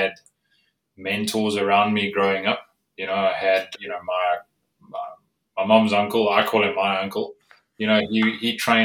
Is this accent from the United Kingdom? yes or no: no; South Africa; I grew up in South Africa